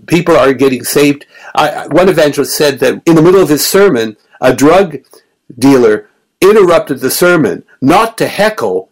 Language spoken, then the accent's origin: English; Melbourne, Victoria, Australia; moved away; Melbourne, my hometown